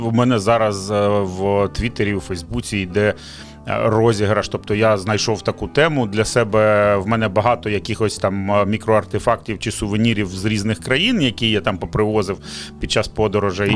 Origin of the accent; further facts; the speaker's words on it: Donetsk, Donetsk Oblast, Ukraine; first language Russian; Ukrainian is a second language; moved away as an adult; also born or lived in Kyiv; Я народився і виріс в Донецьку